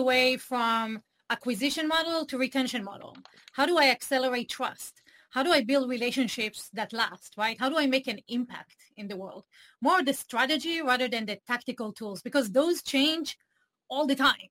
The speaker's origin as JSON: {"language": "English", "country": "Israel", "tie": "born or raised there", "second_language": "English", "moved": "as an adult", "said": "I grew up in Israel"}